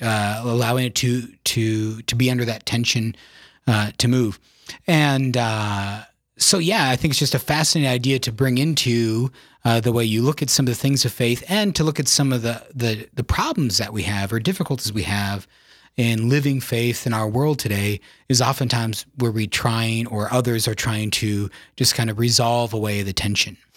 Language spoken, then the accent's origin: English; Yankton, South Dakota, United States; I was born and raised in South Dakota in the beautiful town of Yankton